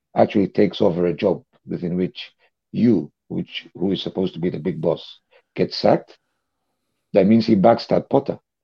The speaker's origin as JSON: {"language": "English", "region": "Dubai", "country": "United Arab Emirates", "tie": "born or raised there", "said": "I was born in Dubai"}